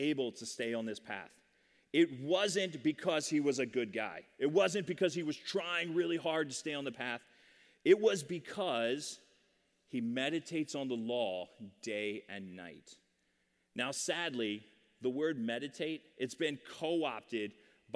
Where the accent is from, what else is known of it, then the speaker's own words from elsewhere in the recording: Sterling, Virginia, United States; I grew up in Sterling, Virginia